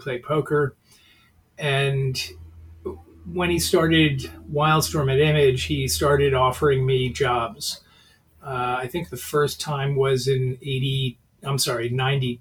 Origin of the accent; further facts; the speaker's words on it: New York, United States; moved away as an adult; I'm a New Yorker